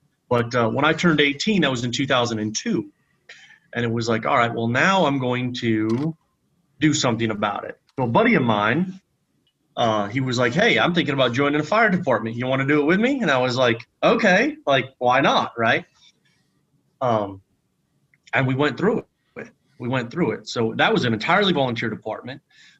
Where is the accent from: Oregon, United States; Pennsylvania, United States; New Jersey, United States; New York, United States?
Pennsylvania, United States; moved away as an adult; also born or lived in North Carolina / Texas; I grew up in the middle of nowhere, Pennsylvania, small town, graduated 72 people. That's in my entire graduating class.